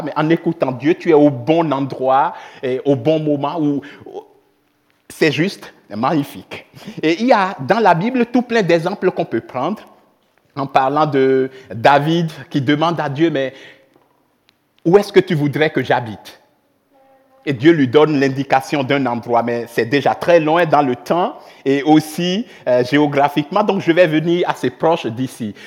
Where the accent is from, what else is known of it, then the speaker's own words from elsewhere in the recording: Benin; moved away as an adult; also born or lived in Switzerland; now in Reconvilier, Switzerland; je viens du Bénin, j'ai grandi au Bénin jusqu'à l'âge de vingt-quatre